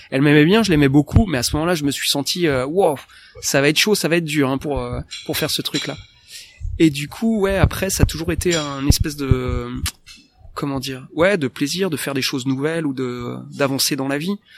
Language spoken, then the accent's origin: French; France; accent: franglish